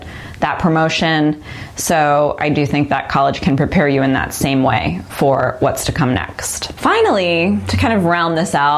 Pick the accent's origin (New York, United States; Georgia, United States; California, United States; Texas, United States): New York, United States; I'm from New York, so I was able to go home and then do auditions in New York